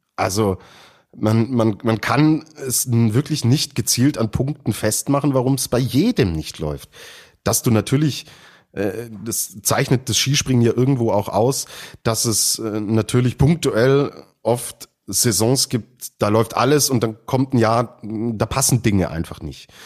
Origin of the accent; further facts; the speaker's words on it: Germany; wir in Deutschland